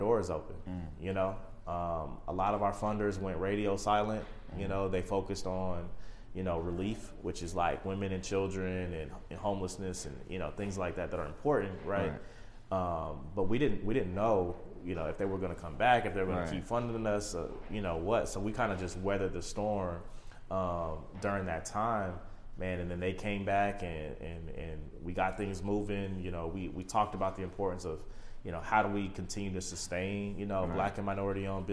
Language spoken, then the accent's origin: English; the Midwest, Kansas, United States; I'm originally from the Midwest, okay. You know, home of basketball, you know, KU, Jayhawk basketball and all